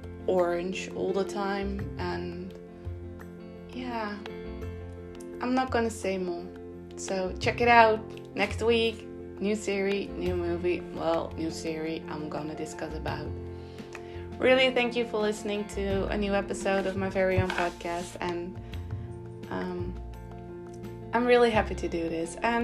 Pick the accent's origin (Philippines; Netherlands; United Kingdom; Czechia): Netherlands; I live in the Netherlands, and in my hometown, in my city